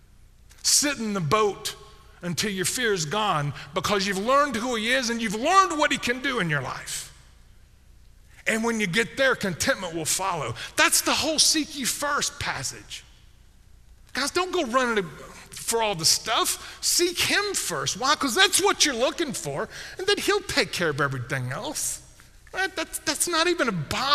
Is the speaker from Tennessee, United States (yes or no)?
yes; Memphis, Tennessee, United States; I grew up in Memphis